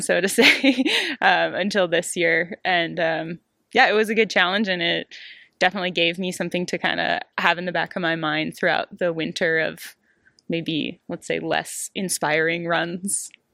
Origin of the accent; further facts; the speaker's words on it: Maine, United States; moved away as an adult; now in Europe; I'm actually from Maine, so it's pretty far from here.